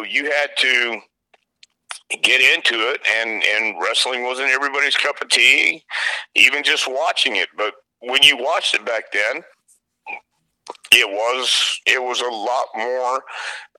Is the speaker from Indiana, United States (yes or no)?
no; Houston, Texas, United States; I grew up in the Sam Houston Coliseum from the time I was 10 years old